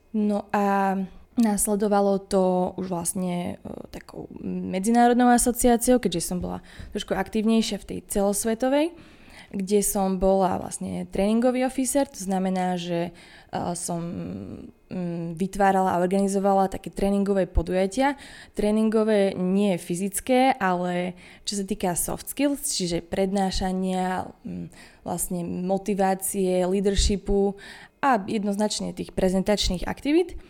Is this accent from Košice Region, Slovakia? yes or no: yes; Košice, Košice Region, Slovakia; ja som aj z Košic, narodila som sa v tejto nemocnici